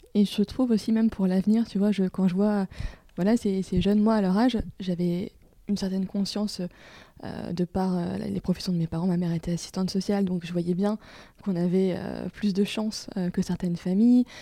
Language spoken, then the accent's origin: French; Lorraine, Grand Est, France; now in Lille, France; en Lorraine, là où j'ai grandi